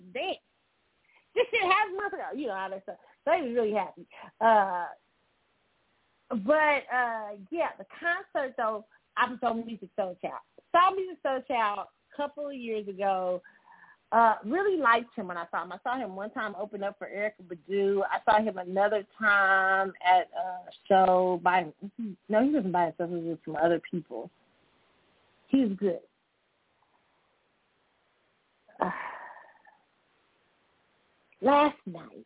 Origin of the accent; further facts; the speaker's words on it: Kansas City, United States; my hometown, Kansas City